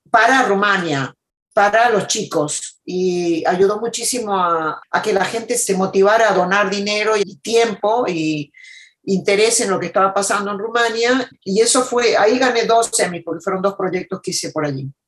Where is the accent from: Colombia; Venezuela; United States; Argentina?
United States; born there; Yo nací en Estados Unidos, mis padres eh, argentinos, mi mamá era hija de sirios libaneses mi papá hijo de, de catalanes de España, Mm. Y yo nací aquí en Estados Unidos